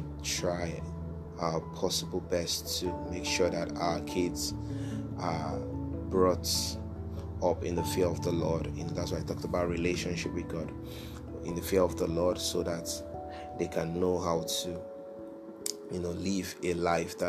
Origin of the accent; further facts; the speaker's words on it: Nigeria; moved away; my home country, Nigeria